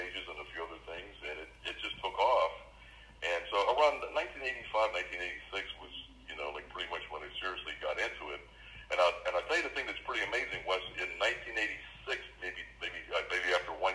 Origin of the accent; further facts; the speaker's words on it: Pittsburgh, Pennsylvania, United States; I'm here from Pittsburgh, Pennsylvania. You know, I've actually been here my whole life